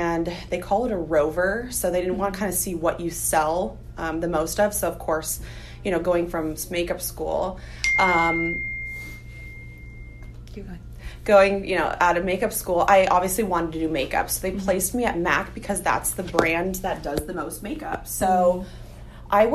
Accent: San Diego, California, United States; also born or lived in Los Angeles; I'm from San Diego

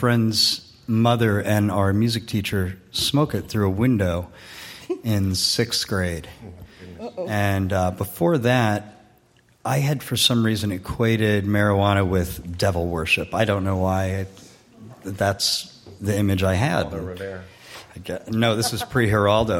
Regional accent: South Orange, New Jersey, United States; moved away as an adult; also born or lived in Boulder, Colorado; I had trouble growing up in South Orange, New Jersey

